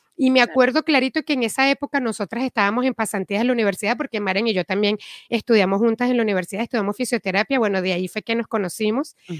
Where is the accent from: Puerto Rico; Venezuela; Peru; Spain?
Venezuela; moved away as an adult; also born or lived in Caracas; now in Miami, United States; yo vengo de Venezuela, me mudé a Miami